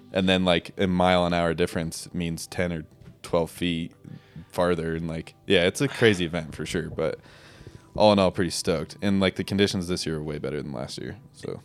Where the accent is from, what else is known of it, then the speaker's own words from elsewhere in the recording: Jackson, Wyoming, United States; also born or lived in Driggs, Idaho; I grew up here in Jackson Hole, Wyoming. Uh, born and raised